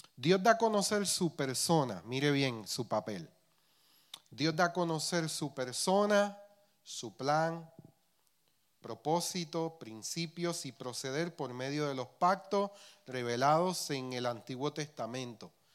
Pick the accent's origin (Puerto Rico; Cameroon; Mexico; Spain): Puerto Rico; accent: Puerto Rican; criollización puertorriqueña